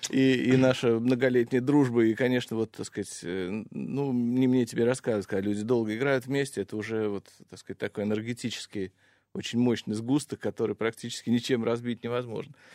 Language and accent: Russian; Russia; moved away as an adult; also born or lived in Los Angeles; я был из России